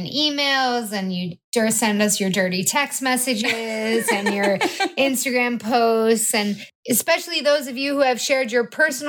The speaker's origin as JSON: {"language": "English", "town": "Montauk", "region": "New York", "country": "United States", "moved": "yes", "lives_now": "Los Angeles, United States", "said": "We're from the Hamptons, Montauk, New York."}